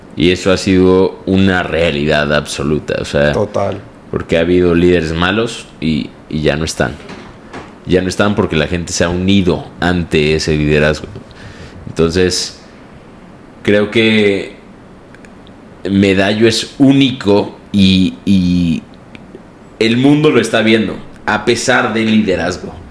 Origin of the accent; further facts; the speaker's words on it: Mexico; aunque soy mexicano